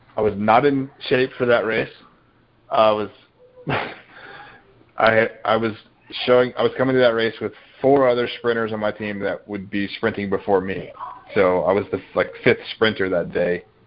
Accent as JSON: {"language": "English", "region": "Georgia", "country": "United States", "tie": "born or raised there", "said": "I grew up in Georgia"}